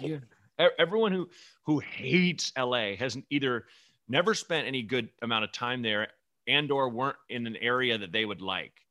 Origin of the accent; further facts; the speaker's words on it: northern suburbs of Chicago, Illinois, United States; born in, like, the northern suburbs like me